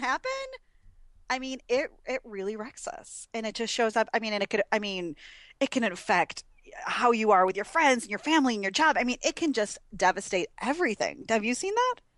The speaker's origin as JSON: {"language": "English", "region": "Wisconsin", "country": "United States", "said": "I'm from Wisconsin, Packerland, so everybody wears cheese heads"}